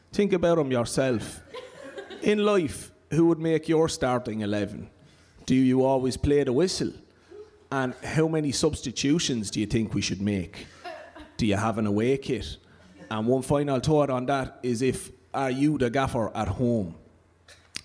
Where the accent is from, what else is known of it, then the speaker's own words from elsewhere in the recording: Waterford, Munster, Ireland; accent: Waterford; I'm from Waterford, so I'm allowed to do this in an authentic Waterford accent as well